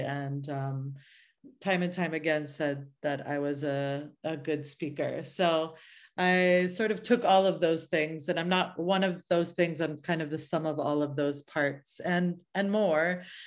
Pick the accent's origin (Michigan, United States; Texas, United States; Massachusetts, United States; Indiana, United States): Massachusetts, United States; suburb outside of Boston, New England; moved away as an adult; also born or lived in Oakland, California / San Francisco, California; now in California, United States; my parents sort of settled in a very little suburb outside of, uh, Boston. And I grew up in New England and lived that kind of suburban New England life